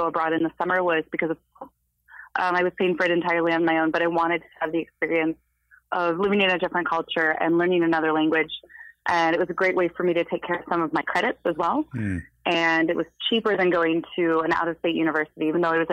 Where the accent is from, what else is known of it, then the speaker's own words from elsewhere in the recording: Chicago, Illinois, United States; moved away as an adult; also born or lived in Andalusia; now in Madrid, Spain; I am a Chicagoan bred, but not born. And I am currently living in Madrid, Spain